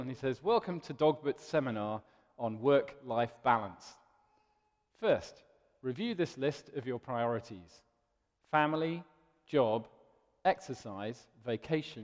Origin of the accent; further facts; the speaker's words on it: London, United Kingdom; also born or lived in Cardiff; I was born in Cardiff, and the week that I was born, we moved to London, so I now consider myself a bit of a Londoner, really.